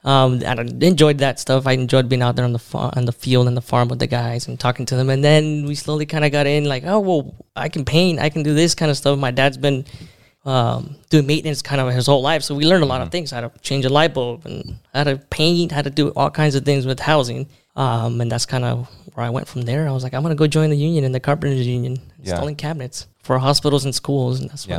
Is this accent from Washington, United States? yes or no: yes; Everett, Washington, United States; also born or lived in Mexico / California / Tri-Cities, Washington / Omak, Washington; then grew up in Everett, Washington. From Everett, moved over to Tri-Cities.